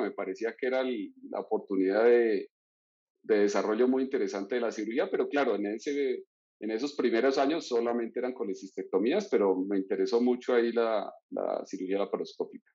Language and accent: Spanish; Florencia, Caquetá, Colombia; moved away; nací en Florencia, Caquetá, que es una ciudad pequeña al sur del país, cercana a la región del Amazonas